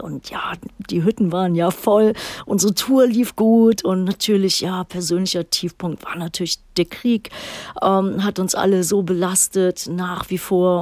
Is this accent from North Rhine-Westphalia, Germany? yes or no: yes; Düsseldorf, North Rhine-Westphalia, Germany; moved away; in meiner alten Heimatstadt Düsseldorf